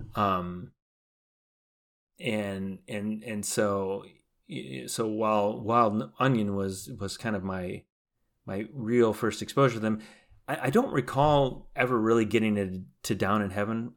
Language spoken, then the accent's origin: English; Chicago, Illinois, United States; we're from Chicago